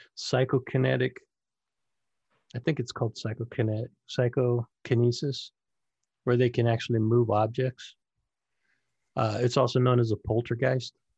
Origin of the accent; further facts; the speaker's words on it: Northern California, United States; I grew up in, uh, Northern California, Sacramento, Vacaville, San Francisco, in between there is where I ran